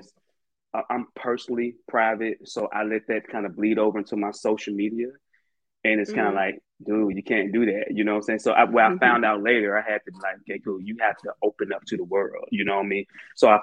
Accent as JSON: {"language": "English", "town": "Birmingham", "region": "Alabama", "country": "United States", "tie": "born or raised there", "said": "I'm from Birmingham, Alabama. You know, North Birmingham, you know, which I always represent. Childhood was great, man."}